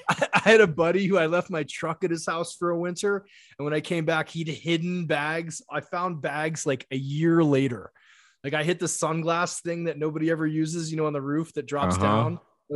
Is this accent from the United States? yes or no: no; Japan; English is a second language; I eat a lot of rice because I grew up in Japan.